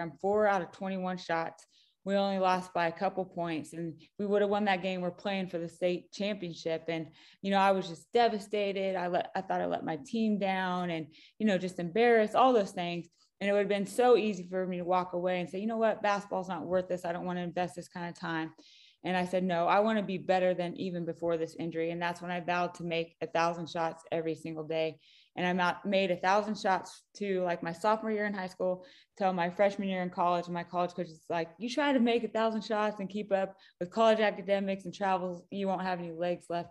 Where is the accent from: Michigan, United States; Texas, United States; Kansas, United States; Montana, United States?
Kansas, United States; Claflin; I grew up in a really small town, Claflin, Kansas, central Kansas, town of six hundred people